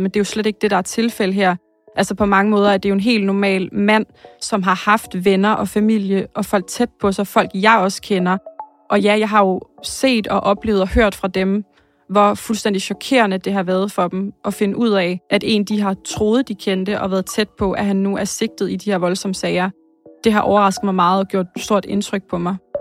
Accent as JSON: {"language": "Danish", "town": "Slagelse", "region": "Zealand", "country": "Denmark", "tie": "born or raised there", "also_born_or_lived": "Korsør", "said": "jeg er født og opvokset i Slagelse"}